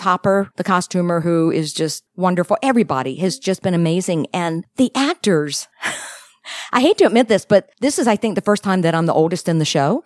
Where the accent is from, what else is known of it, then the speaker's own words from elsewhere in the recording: Richmond, Virginia, United States; moved away as an adult; also born or lived in Chicago / California; Born and raised in Virginia